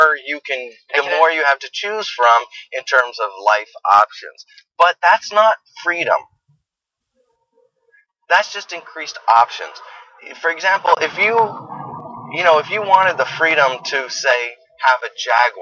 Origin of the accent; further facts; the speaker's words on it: Quebec, Canada; I'm from Quebec too.